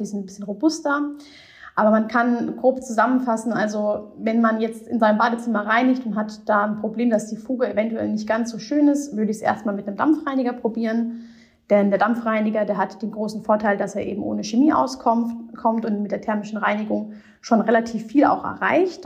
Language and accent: German; Rhineland-Palatinate, Germany; Ich bin Pfälzer